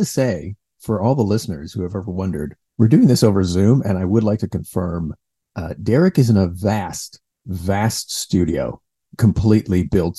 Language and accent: English; Ottawa, Ontario, Canada; now in Toronto, Canada; I am originally from Ottawa, the nation's capital. And I moved to Toronto because it had a better scene, better comedy scene, more opportunities.